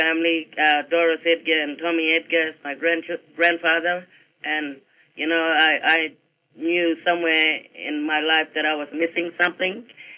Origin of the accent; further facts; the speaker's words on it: Derby, Western Australia, Australia; moved away as an adult; now in Broome, Australia; I grew up in Derby, but coming back here, knowing that I had family here in Kutcher